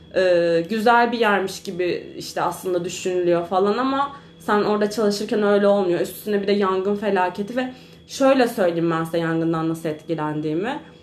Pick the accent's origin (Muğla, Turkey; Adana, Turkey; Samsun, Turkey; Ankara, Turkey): Muğla, Turkey; Marmaris; now in İzmir, Turkey; Marmaris'te de bu sefer doğup büyüdüğüm memleketimin